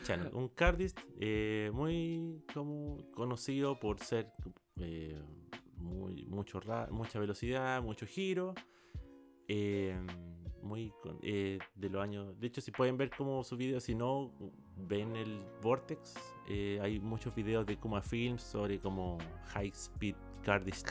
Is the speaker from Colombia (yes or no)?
no; Chile; tocomple le decimos a los completos en Chile.